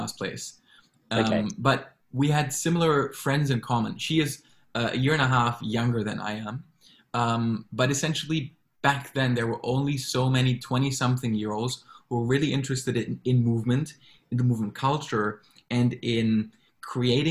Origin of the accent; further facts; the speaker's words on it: Frankfurt, Hesse, Germany; moved away as an adult; also born or lived in Berlin / Singapore; now in Hong Kong; having grown up in Germany, I always felt drawn to be somewhere else but my hometown, which is Frankfurt